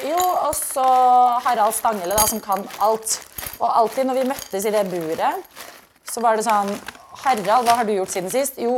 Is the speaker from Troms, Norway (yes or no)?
no; Stord, Vestland, Norway; born there; Jo, men jeg er født på Stord